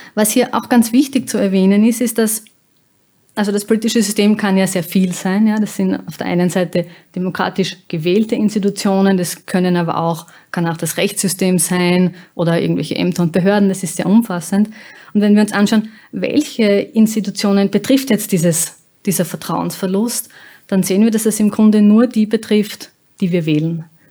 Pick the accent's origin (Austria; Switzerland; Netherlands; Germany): Austria